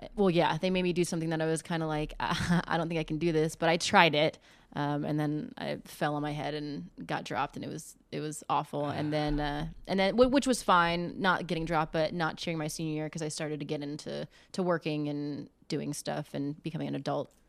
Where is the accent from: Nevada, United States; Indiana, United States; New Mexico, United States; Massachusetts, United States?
Nevada, United States; Las Vegas; moved away as an adult; also born or lived in Chico, California; now in Eugene, United States; being born and raised in Vegas